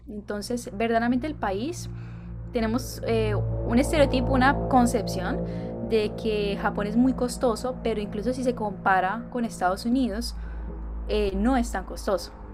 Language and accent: Spanish; Cúcuta, Norte de Santander, Colombia; first language Spanish; moved away as an adult; also born or lived in Medellín; now in Japan; Sí, soy colombiana, soy originaria de la ciudad de Cúcuta, pero he vivido los últimos años eh, en Medellín